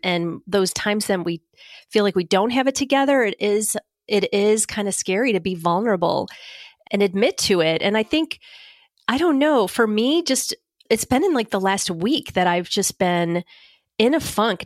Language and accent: English; Northeast, United States; I'm from the Northeast